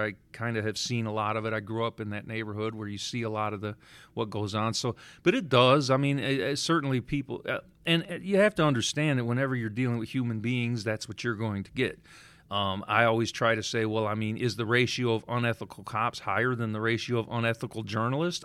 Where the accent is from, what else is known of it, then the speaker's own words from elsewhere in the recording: Detroit, Michigan, United States; I grew up in the Cass Corridor before they called it Midtown in the seventies.